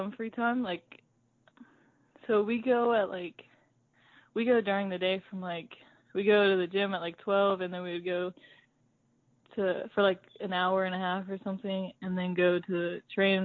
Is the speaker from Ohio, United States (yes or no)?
yes; Liberty Township, Ohio, United States; I grew up in Liberty Township, Ohio, and that is not country